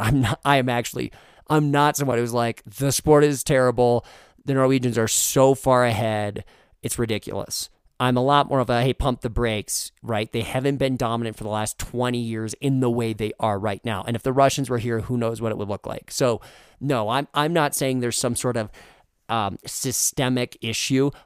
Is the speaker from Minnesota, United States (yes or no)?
yes; Moorhead, Minnesota, United States; moved away; I grew up in Moorhead